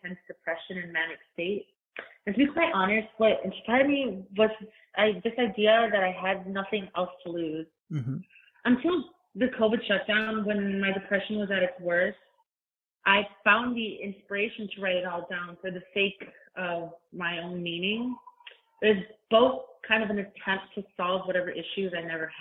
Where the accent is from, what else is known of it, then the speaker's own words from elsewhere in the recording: Chicago, Illinois, United States; I'm from Chicago